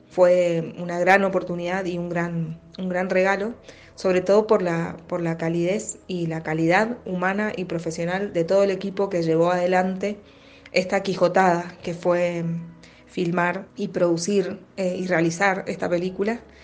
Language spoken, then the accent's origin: Spanish; Mendoza, Argentina; soy actriz de Mendoza